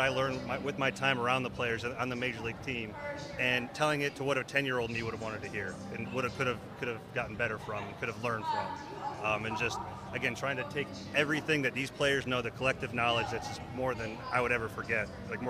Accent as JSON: {"language": "English", "town": "Shaker Heights", "region": "Ohio", "country": "United States", "tie": "born or raised there", "said": "I grew up in Shaker Heights."}